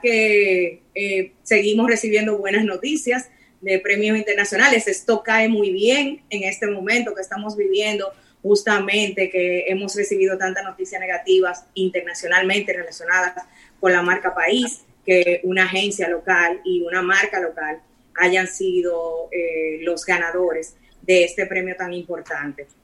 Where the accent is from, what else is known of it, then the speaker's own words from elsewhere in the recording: Dominican Republic; nosotros somos República Dominicana